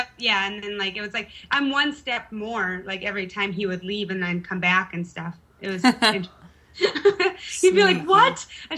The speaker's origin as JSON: {"language": "English", "town": "Park Rapids", "region": "Minnesota", "country": "United States", "tie": "born or raised there", "also_born_or_lived": "Fargo / Idaho", "moved": "as an adult", "lives_now": "Ramstein Air Base, Germany"}